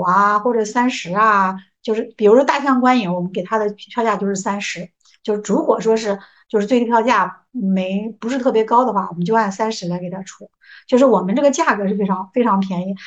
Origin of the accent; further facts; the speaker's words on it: Jinan, Shandong, China; 我们是，济南人，济南是，就是嗯。总体来说是比较包容、宽容的